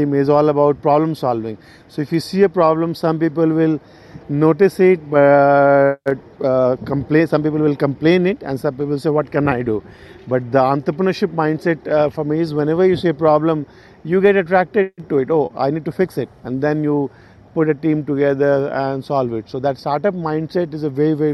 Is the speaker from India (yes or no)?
yes; Bihar, India; moved away as an adult; my home state, Bihar in India